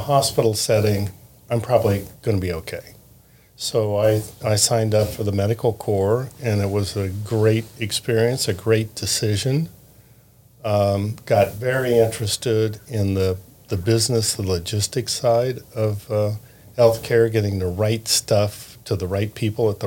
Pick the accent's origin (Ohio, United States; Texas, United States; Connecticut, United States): Ohio, United States; Columbus; also born or lived in Indianapolis, Indiana; I grew up in Columbus in the shadow of Ohio State